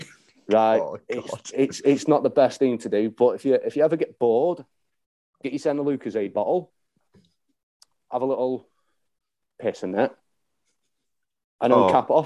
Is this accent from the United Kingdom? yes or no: yes; Crewe, North West England, United Kingdom; I am from Crewe, which is in Cheshire.